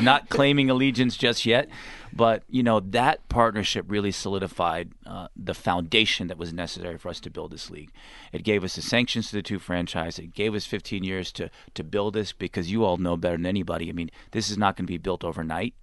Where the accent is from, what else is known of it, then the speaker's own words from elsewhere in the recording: Texas, United States; I'm from Texas